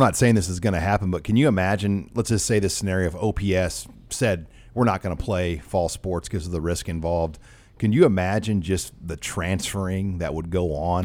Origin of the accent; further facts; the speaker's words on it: Omaha, Nebraska, United States; where I grew up in South Omaha